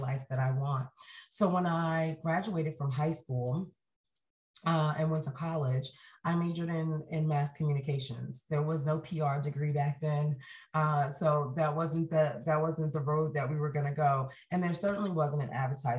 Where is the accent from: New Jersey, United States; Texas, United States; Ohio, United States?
New Jersey, United States; Jersey City; moved away as an adult; also born or lived in Atlanta; now in Utah, United States; I was born in Jersey City, New Jersey, which if you've ever heard me speak before, you know, is the most diverse city in all of the United States of America. And I was there my entire childhood